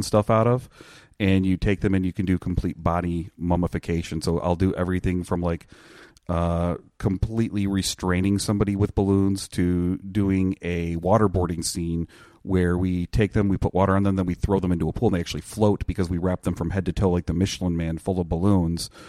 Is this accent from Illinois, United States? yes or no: yes; Chicago, Illinois, United States; I'm from Chicago